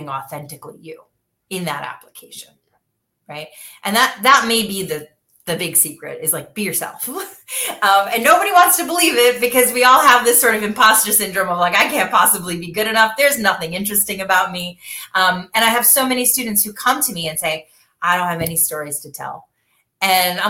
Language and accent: English; Michigan, United States; I grew up in Michigan